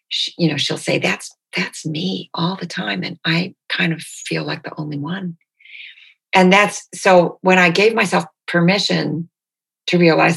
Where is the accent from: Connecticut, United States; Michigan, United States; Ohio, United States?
Michigan, United States; Detroit; born there; Like, it never occurred to me that I was born in Detroit.